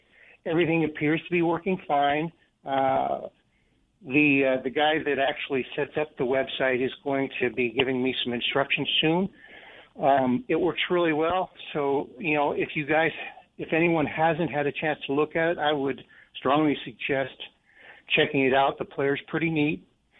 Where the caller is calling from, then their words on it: Idaho, United States; From Idaho.